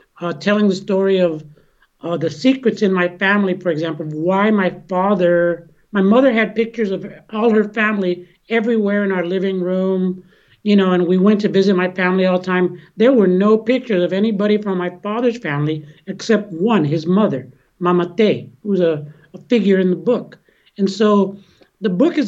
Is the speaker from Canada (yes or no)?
no; San Francisco, California, United States; I grew up here in San Francisco